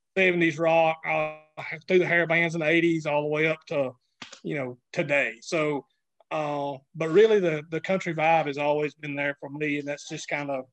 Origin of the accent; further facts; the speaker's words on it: the South, United States; now in Alabama, United States; growing up in the South